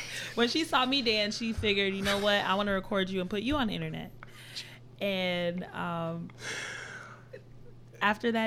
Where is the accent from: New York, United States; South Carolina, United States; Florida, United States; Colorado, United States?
Florida, United States; Coral Springs; I grew up in Coral Springs